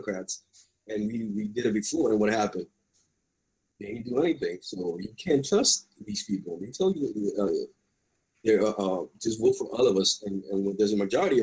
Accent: New York City, New York, United States; I was raised in Bed-Stuy, which was during the 90s

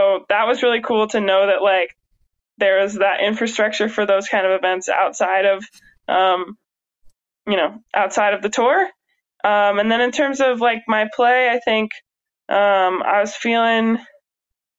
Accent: Pacific Northwest, United States; moved away; also born or lived in Midwest; I grew up in the Pacific Northwest

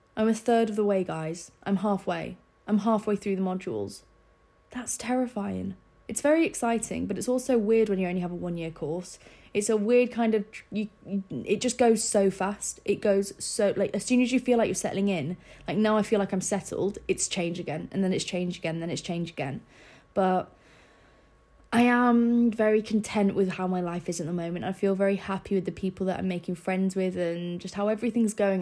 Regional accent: Scarborough, Yorkshire and the Humber, United Kingdom; moved away as an adult; I didn't have a massive friendship group in Scarborough. Like, I didn't really know many people in my hometown

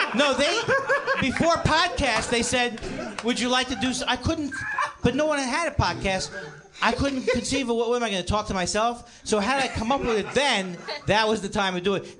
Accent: New York City, New York, United States; now in Los Angeles, United States; I'm from Queens and I moved here.

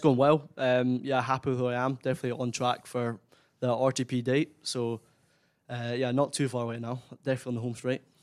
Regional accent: Kinross, Scotland, United Kingdom; my hometown, Kinross

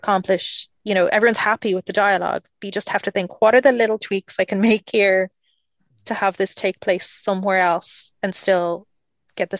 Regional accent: Ireland; I'm Irish

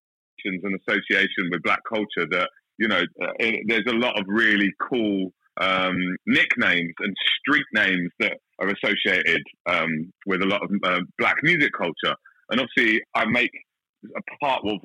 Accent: London, United Kingdom; moved away as an adult; now in Australia; I grew up in South London

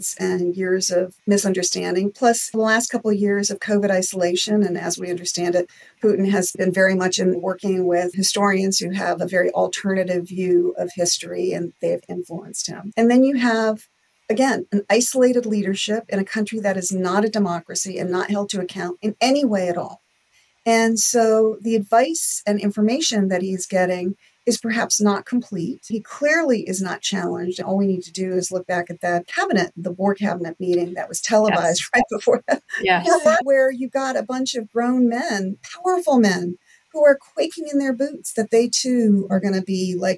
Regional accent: United States; I'm an American

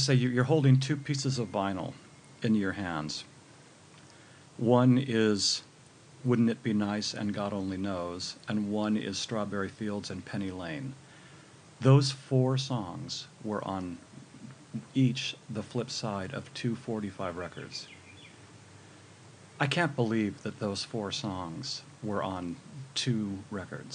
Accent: Northern California, United States; I grew up in Northern California

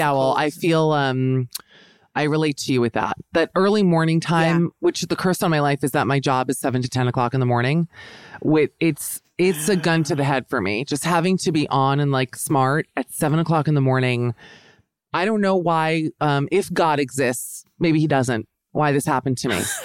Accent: Miami, Florida, United States; I'm from Miami, Florida.

